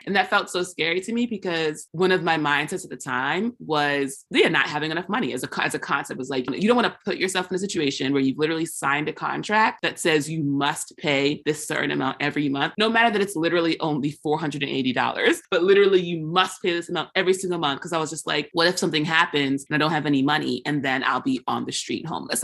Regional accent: United States; the way I am as an American

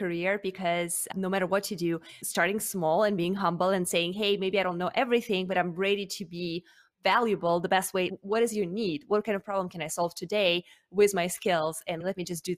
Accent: Russia; now in United States; I am actually originally from Russia.

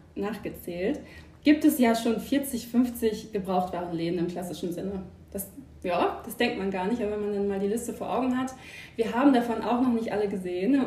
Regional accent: Germany; also born or lived in Emsland; now in Hanover, Germany; ursprünglich gebürtig, komme ich aus der Nähe von Bremen

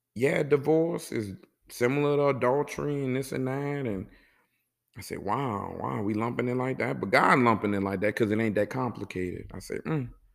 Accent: New Orleans, Louisiana, United States; also born or lived in Kuwait; I'm from New Orleans

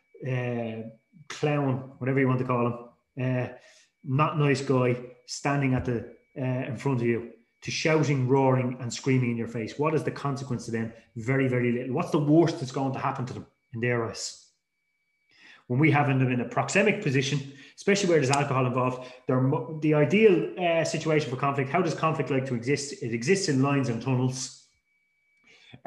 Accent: Dublin, Leinster, Ireland; I grew up in Dublin, and basically when I grew up in Dublin as a teenager

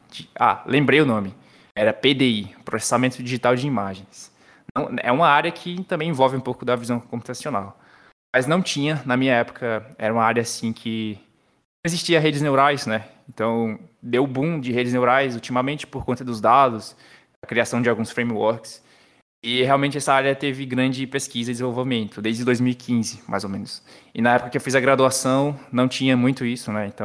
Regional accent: João Pessoa, Paraíba, Brazil; born there; o meu sotaque já é um pouco diferente, mas sou paraibano, nasci em João Pessoa

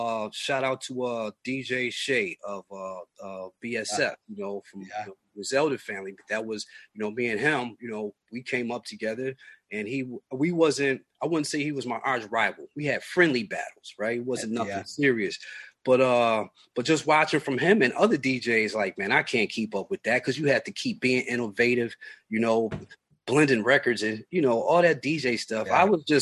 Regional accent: Buffalo, New York, United States; growing up in Buffalo

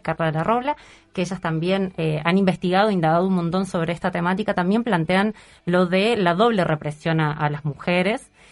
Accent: Córdoba, Argentina; moved away as an adult; now in Uruguay; que soy cordobesa

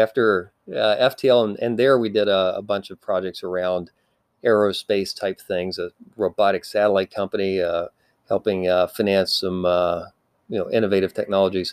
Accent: Appalachia, Kentucky, United States; also born or lived in Nashville, Tennessee; now in Silicon Valley, United States; I grew up in Appalachia, Kentucky, actually not too far from J.D.

